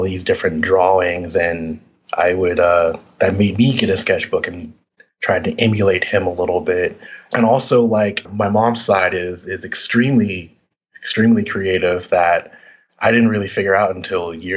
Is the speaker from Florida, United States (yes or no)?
yes; Orlando, Florida, United States; now in Atlanta, United States; I grew up in Orlando, Florida